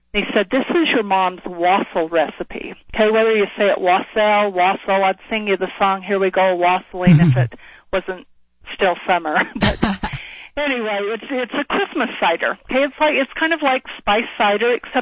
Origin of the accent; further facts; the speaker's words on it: Salt Lake City, Utah, United States; moved away as an adult; also born or lived in Washington, D.C.; I grew up in Salt Lake City, Utah